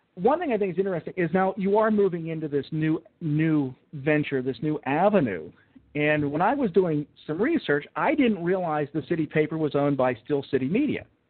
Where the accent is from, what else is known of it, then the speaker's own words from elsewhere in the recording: Pittsburgh, Pennsylvania, United States; I grew up listening to in Pittsburgh talk radio